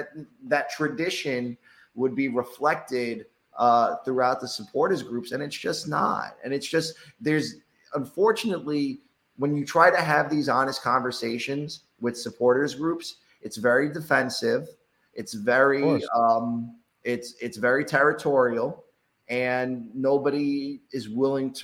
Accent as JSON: {"language": "English", "region": "New York", "country": "United States", "tie": "born or raised there", "moved": "as an adult", "lives_now": "Providence, United States", "said": "I'm born and raised in New York"}